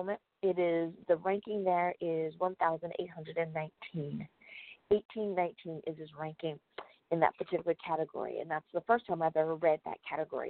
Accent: United States; my home country of the United States of America.

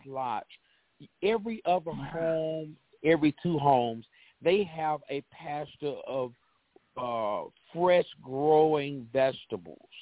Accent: Beaumont, Texas, United States; I grew up in uh in Beaumont, Texas.

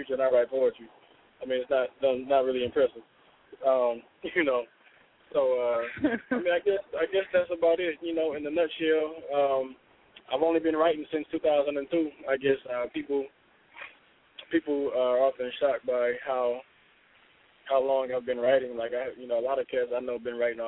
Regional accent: Flint, Michigan, United States; now in Washington, D.C., United States; born and raised in Flint, Michigan, currently residing in the DMV area or the D.C. area

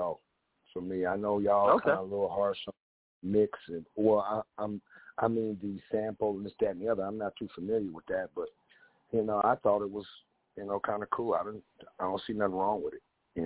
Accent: West Coast, United States; I'm from the West Coast

